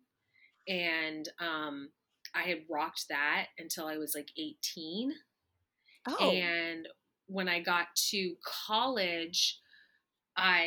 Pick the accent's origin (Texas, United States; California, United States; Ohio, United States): Texas, United States; East; I'm from the South. I'm from, you know, East Texas